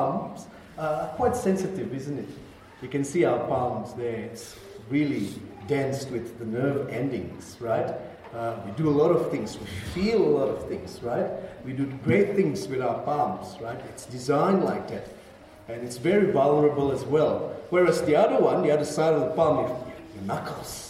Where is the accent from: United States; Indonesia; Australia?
Indonesia; As Indonesians